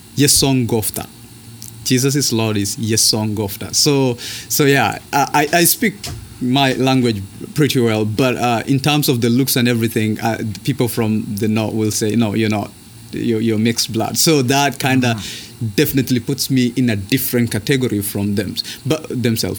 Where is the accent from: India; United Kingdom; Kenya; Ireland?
Kenya; northern Kenya; moved away as an adult; now in United States; I am from uh, born and raised in Kenya, and I am in the States as a student